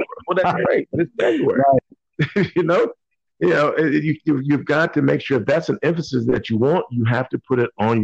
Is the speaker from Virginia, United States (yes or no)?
yes; Virginia, United States; I'm originally from Virginia